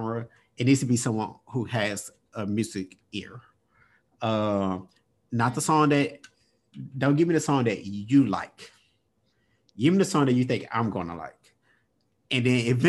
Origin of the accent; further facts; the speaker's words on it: Mississippi, United States; my family, I'm from Mississippi